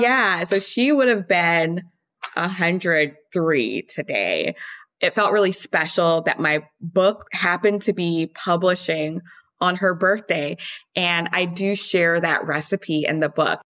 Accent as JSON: {"language": "English", "town": "Baton Rouge", "region": "Louisiana", "country": "United States", "tie": "born or raised there", "also_born_or_lived": "France", "moved": "as an adult", "lives_now": "New York City, United States", "said": "I grew up in Baton Rouge, born and raised till I left for college."}